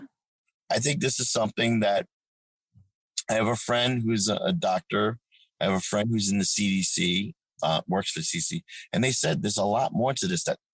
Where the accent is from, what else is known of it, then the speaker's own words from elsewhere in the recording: Amityville, New York, United States; It just reminds me of where I grew up in Long Island, actually, and that's why I like it. Because I grew up in Amityville, the Amityville Horror. That was my neighborhood.